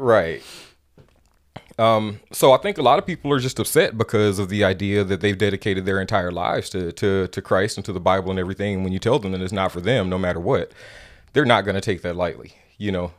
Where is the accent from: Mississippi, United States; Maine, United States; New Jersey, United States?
Mississippi, United States; moved away as an adult; now in Oregon, United States; Growing up in Mississippi